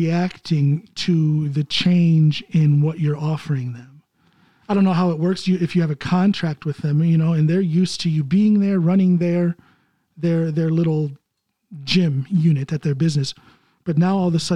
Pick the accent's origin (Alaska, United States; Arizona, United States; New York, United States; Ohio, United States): Ohio, United States; moved away as an adult; now in Norway; I'm from Ohio, you know, grew up out in the country.